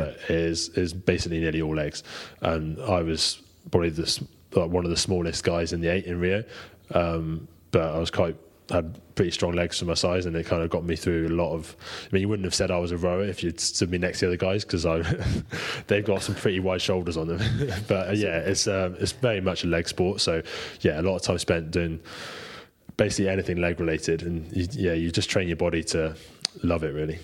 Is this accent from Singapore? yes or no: no; United Kingdom; being British, we've obviously got pretty strong heritage in it